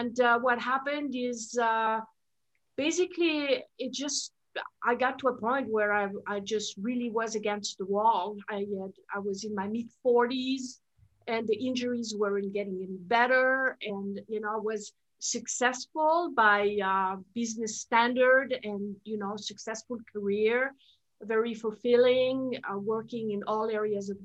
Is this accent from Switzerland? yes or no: yes; Switzerland; first language French; English is a second language; moved away; I'm originally from Switzerland, so that's my, French is my first language.